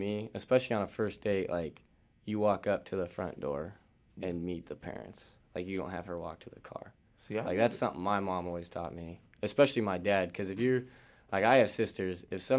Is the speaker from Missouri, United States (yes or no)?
yes; Linneus, Missouri, United States; I'm from Linnaeus, Missouri.